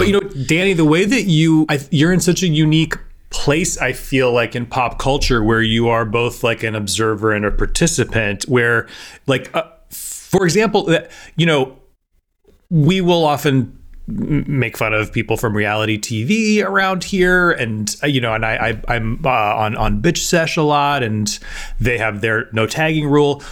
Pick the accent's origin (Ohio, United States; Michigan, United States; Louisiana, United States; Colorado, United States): Ohio, United States; my home state